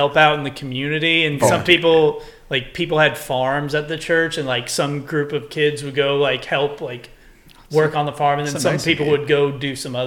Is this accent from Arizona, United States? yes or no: no; Texas, United States